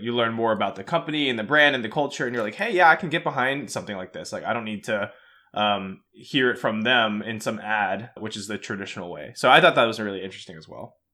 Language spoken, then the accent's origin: English; Atlanta, Georgia, United States; I'm from Atlanta